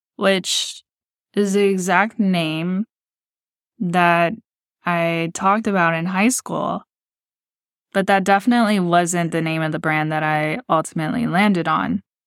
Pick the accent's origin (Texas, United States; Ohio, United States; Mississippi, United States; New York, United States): Texas, United States; Texas City; moved away as an adult; I was raised in Texas City, Texas, which is located in the Gulf Coast, part of Galveston County and near Houston